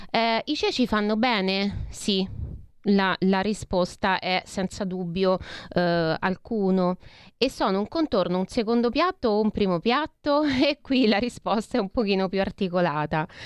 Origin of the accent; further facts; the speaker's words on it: Rome, Lazio, Italy; accent: Roman; Allora, io sono romana, quindi abbiate pazienza, dico cece